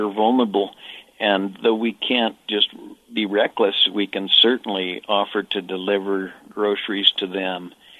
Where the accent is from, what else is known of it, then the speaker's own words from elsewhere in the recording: United States; I'm an American